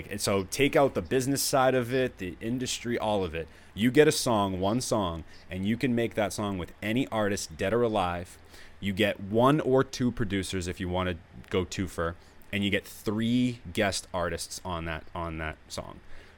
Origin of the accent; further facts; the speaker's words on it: Danvers, Massachusetts, United States; also born or lived in Medford / Framingham; I grew up in Danvers.